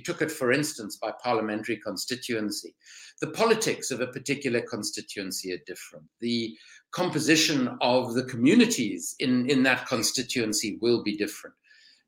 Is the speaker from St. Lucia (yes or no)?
no; South Africa; accent: South African; moved away as an adult; now in London, United Kingdom; By background, I'm South African, as you can probably hear from my voice